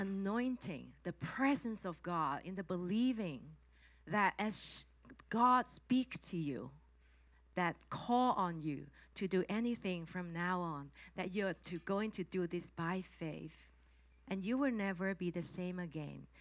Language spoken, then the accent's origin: English; Hong Kong; English is a second language; I'm from Hong Kong